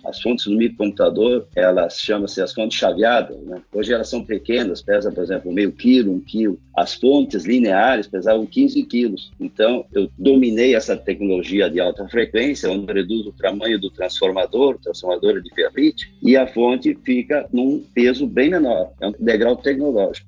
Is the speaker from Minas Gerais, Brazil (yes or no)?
no; Lajeado, Rio Grande do Sul, Brazil; also born or lived in Porto Alegre / Florianópolis; Sou gaúcho, natural da cidade de Lajado, no Rio Grande do Sul.